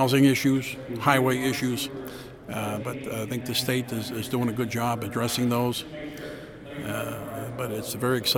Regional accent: Dodge, North Dakota, United States; I'm from Dodge, North Dakota, which is about a half an hour south of Kildare

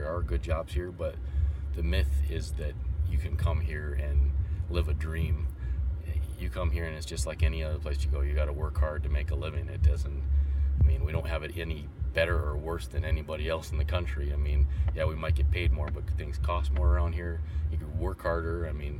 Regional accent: Dickinson, North Dakota, United States; From here. Dickinson?

